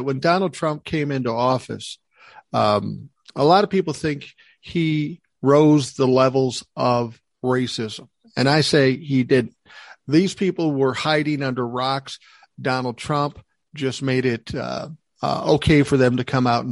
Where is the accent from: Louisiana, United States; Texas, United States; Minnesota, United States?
Minnesota, United States; Minneapolis; where I grew up in South Minneapolis